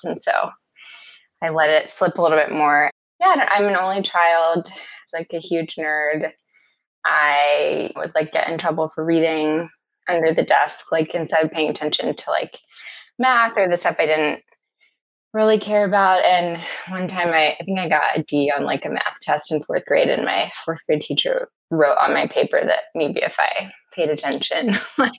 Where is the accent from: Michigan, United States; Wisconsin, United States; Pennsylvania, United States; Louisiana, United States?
Louisiana, United States; Baton Rouge; moved away as an adult; also born or lived in North Carolina; now in Washington, D.C., United States; I grew up in Baton Rouge, Louisiana. Pretty much my whole life. My parents moved there when I was 4 months old